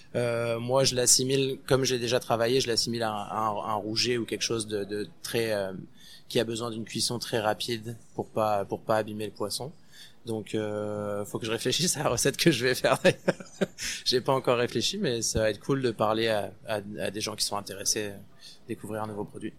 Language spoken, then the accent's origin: French; France; moved away as an adult; now in Montreal, Canada; on est français, on en a déjà une belle de gastronomie